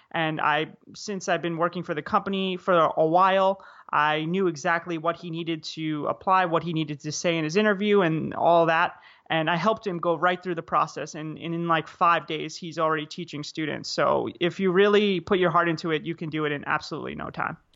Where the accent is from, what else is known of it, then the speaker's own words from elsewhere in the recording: United States; moved away as an adult; also born or lived in South Korea / Vietnam; as an American citizen